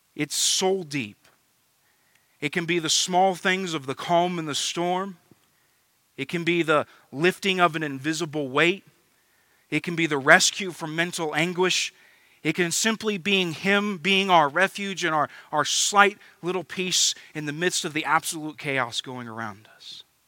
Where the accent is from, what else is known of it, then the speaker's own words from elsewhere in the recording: United States; as American Christians